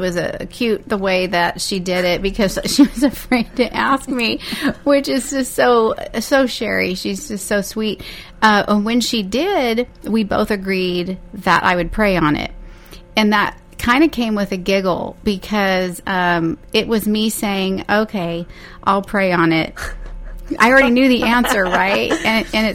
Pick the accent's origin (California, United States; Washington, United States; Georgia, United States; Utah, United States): California, United States; Bakersfield; I was born and raised here in Bakersfield